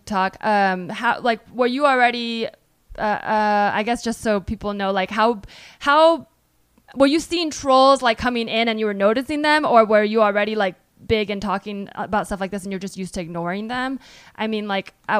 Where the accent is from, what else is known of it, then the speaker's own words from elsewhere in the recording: Bay Area, California, United States; I'm from the Bay Area